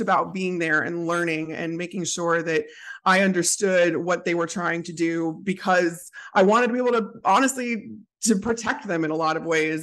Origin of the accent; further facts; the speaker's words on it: outside Chicago, Illinois, United States; I grew up outside Chicago, grew up a Bears fan